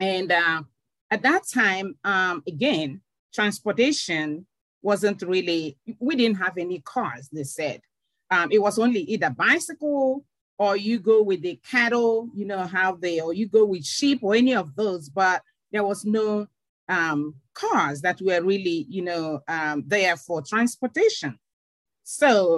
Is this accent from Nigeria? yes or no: yes; Nigeria; moved away as an adult; also born or lived in Kenya / Tanzania / Uganda / Namibia; now in United States; I am originally from Nigeria and migrated to the United States 20 years ago